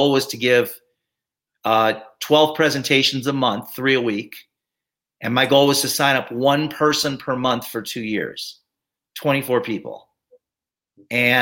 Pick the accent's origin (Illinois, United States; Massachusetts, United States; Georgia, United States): Illinois, United States; Chicago; moved away as an adult; also born or lived in Arizona; I grew up in Chicago